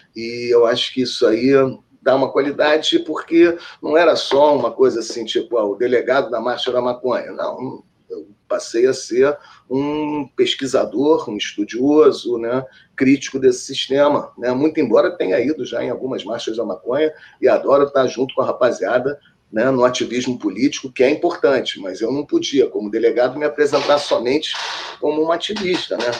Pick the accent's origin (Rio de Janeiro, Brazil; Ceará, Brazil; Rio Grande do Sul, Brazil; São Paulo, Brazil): Rio de Janeiro, Brazil; eu sou aqui do Rio, do bairro da Tijuca. E a Tijuca é um bairro próximo ao Maracanã, é divisa, né? Então, da minha casa para o estágio, para o Maracanã, dava para ir até a pé